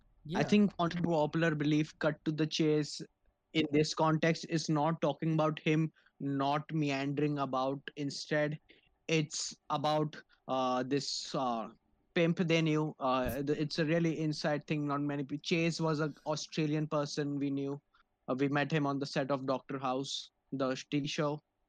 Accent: India; I'm like you rightly pointed out, I'm Indian, and as an Indian, if we do not have a palace without Aladdin music playing all over the bitch, I'm not Indian unless I'm that.

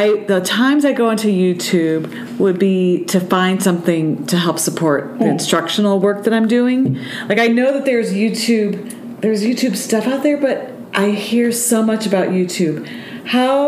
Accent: Buffalo, New York, United States; accent: Buffalo; my Buffalo accent

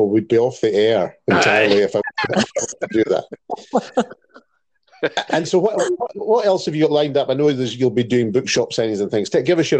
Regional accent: Campbeltown, Scotland, United Kingdom; I was there in Campbelltown cutting the ribbon, and it was a great honour indeed in my hometown.

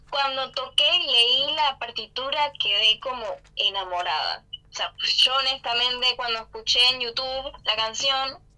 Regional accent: Panama; Yo nací acá en Panamá y no, nunca me mudé fuera

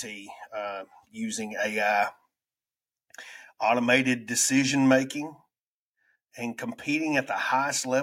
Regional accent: United States; accent: redneck

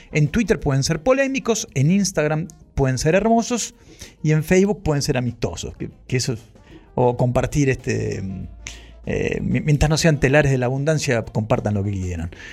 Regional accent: Ituzaingó, Buenos Aires Province, Argentina; yo sé que esto lo hacemos desde Ituzaingó y es mi pueblo natal, es mi ciudad natal

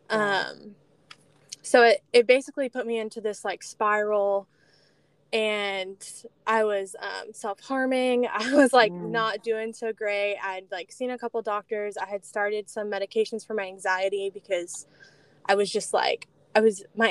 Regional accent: Celebration, Florida, United States; moved away as an adult; also born or lived in Birmingham, Alabama; I grew up in Celebration, sunny Florida

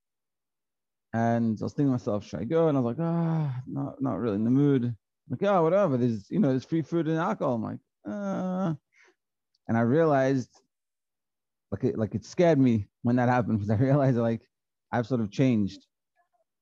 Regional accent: Australia; I was from Australia, so I went back to Australia.

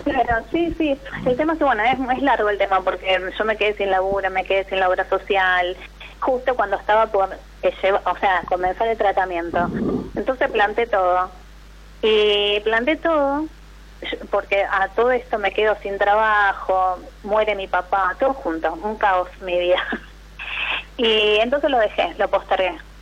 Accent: Rosario, Santa Fe, Argentina; soy de La Rosario

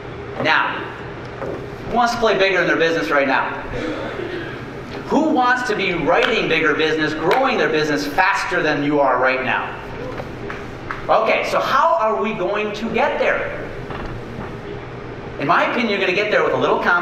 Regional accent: near Beloit and Milwaukee, southern Wisconsin, United States; go pitch for the Beloit Snappers in Beloit, Wisconsin, 50 miles from where I grew up. I was three promotions away from pitching for the Milwaukee Brewers, 30 miles from my hometown

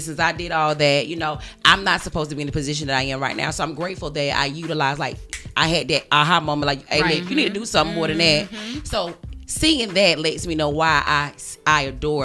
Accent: Augusta, Georgia, United States; we're all from Augusta, right? We still live in Augusta.

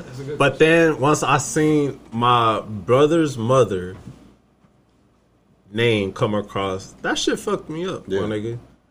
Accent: Southern California, United States; We grew up in Southern California.

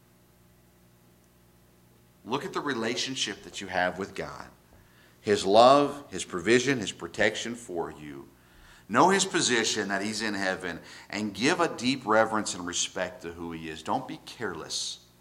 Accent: the South, United States; I grew up in the South, in religious areas, Bible Belt

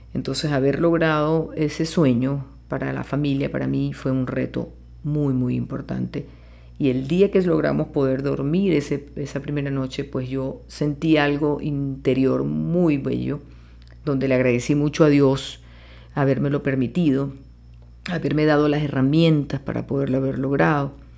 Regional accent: Maracaibo, Zulia, Venezuela; now in Caracas, Venezuela; nací en Maracaibo, Estado Zulia, y pues desarrollé mi profesión desde un principio aquí en Caracas, Venezuela. Amo este país con mucha pasión y amo el gentilicio de mi tierra maracucha

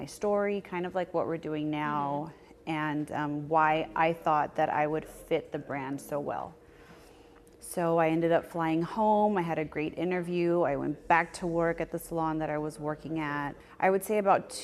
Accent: Harlingen, Texas, United States; I'm from Harlingen, Texas

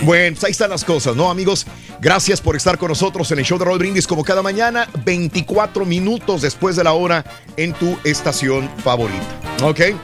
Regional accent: Mexico; moved away; also born or lived in Mexico City / northern Mexico; somos mexicanos y que hemos vivido en la Ciudad de México

